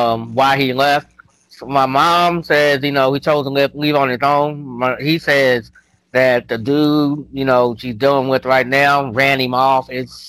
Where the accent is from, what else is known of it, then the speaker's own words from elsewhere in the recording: Kentucky, United States; My home state is Kentucky.